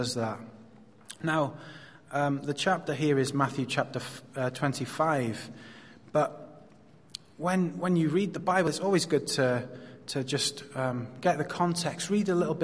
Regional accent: Wales, United Kingdom; now in Hong Kong; I come from Wales

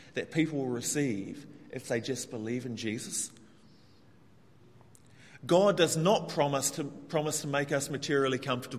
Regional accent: New Zealand; moved away as an adult; now in Hong Kong; I come from New Zealand, which is, to give some context, the most egalitarian country in the world.

